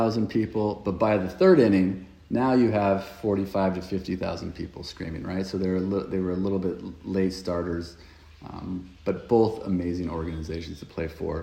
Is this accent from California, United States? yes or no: yes; right outside of Los Angeles, Southern California, United States; moved away as an adult; also born or lived in Philadelphia; now in London, United Kingdom; I grew up in Southern California, right outside of Los Angeles